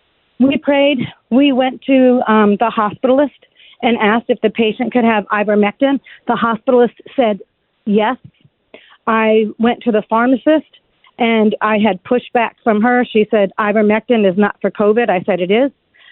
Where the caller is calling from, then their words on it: Brevard County, Florida, United States; I am calling from Brevard County, Florida.